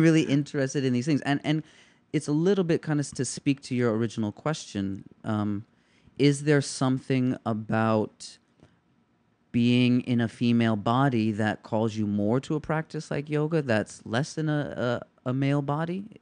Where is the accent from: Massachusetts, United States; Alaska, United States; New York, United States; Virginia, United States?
New York, United States; New York City; I'm a kid from the Lower East Side